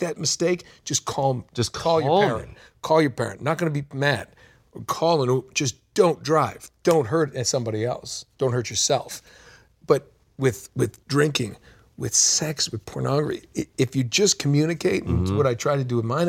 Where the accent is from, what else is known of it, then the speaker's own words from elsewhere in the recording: New England, United States; I grew up in New England